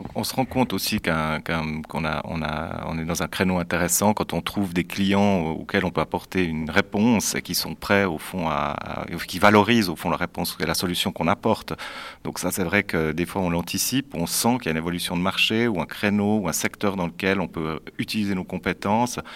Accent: Neuchâtel, Switzerland; je suis aussi né à Neuchâtel

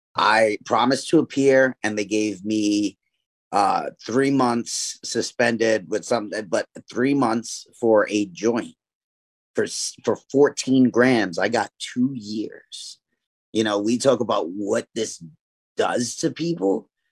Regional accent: New York City, New York, United States; I grew up in East New York, Brooklyn

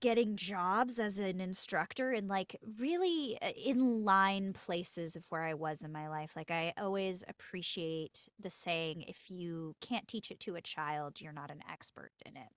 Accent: Los Angeles, California, United States; I'm born and raised in L

